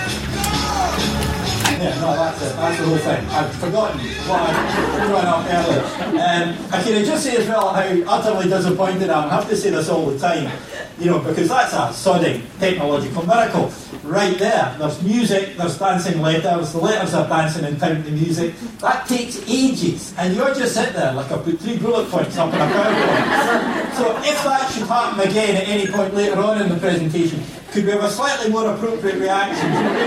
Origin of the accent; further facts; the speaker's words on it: Scotland, United Kingdom; I'm Scottish